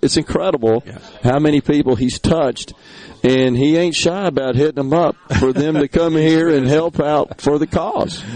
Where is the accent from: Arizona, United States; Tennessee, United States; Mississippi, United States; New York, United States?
Mississippi, United States; Central; growing up around Central Mississippi